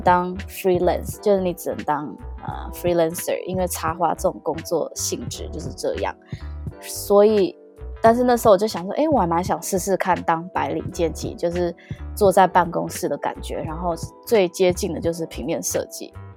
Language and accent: Chinese; Taiwan; now in Toronto, Canada; 真的真的是跟我们台湾人会想象的不太一样